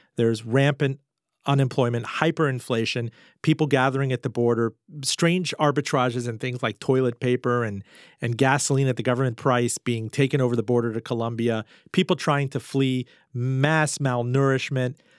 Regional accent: Miami, Florida, United States; growing up in Miami in the nineteen eighties

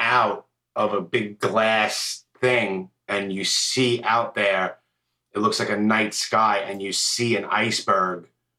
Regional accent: New York, United States; I'm born and raised in the Northeast, and people, oh, you're born and raised in New York.

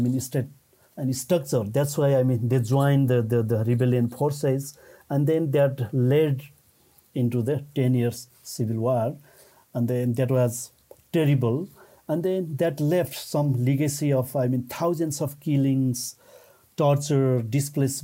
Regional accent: Nepal; I'm from Nepal

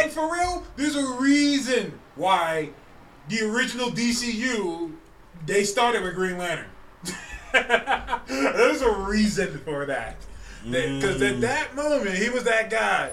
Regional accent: Northern California, United States; We're from NorCal, man.

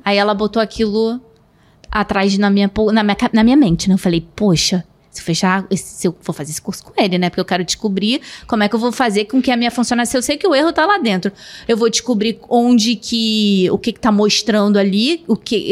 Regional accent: Rio de Janeiro, Brazil; Eu sou do Rio

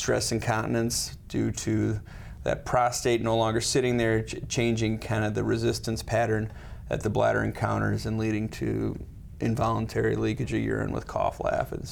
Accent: Sioux Falls, South Dakota, United States; also born or lived in Chicago / Los Angeles; I grew up in Sioux Falls

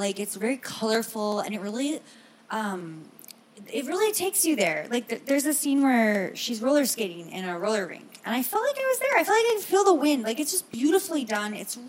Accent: Hudson, Ohio, United States; We grew up in Hudson, Ohio together.

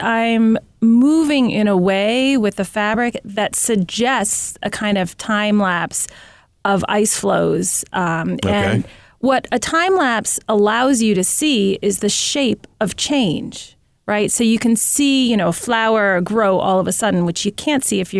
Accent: Manhattan, New York, United States; and I'm from Manhattan, so I have a feeling.

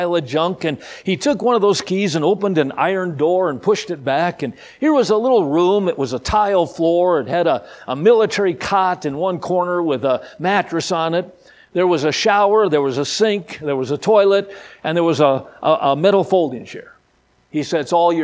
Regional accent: Midwest, United States; I'm from the Midwest

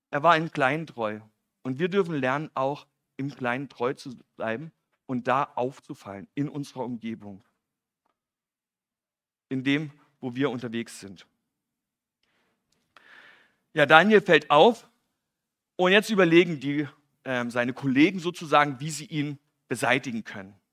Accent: East Germany, Germany; Ich komme ja aus dem Osten

